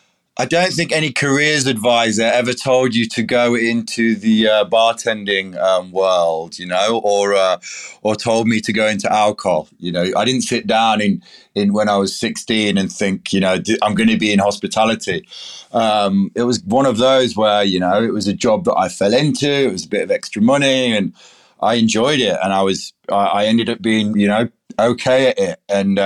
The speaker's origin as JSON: {"language": "English", "region": "England", "country": "United Kingdom", "lives_now": "Australia", "said": "I'm an English person. I love my cups of tea, but this is like an Aussie native tea that I can pick from just down the road."}